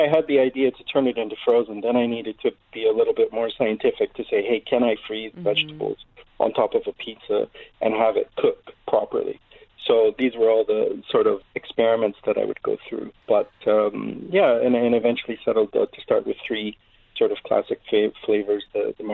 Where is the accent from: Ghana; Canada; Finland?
Canada; Toronto, Ontario; also born or lived in New York; now in Dubai, United Arab Emirates; I'm from Canada originally, growing up in Toronto, a big food city.